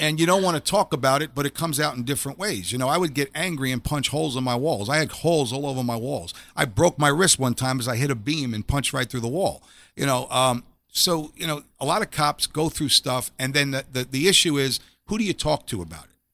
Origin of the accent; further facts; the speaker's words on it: New York City, New York, United States; I grew up in Staten Island, New York